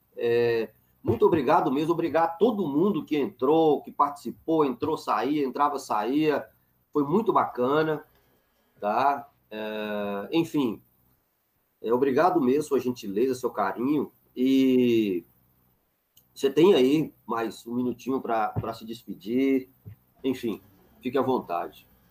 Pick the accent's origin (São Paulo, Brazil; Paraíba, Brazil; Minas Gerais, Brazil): Minas Gerais, Brazil; northern; Para nós sertanejos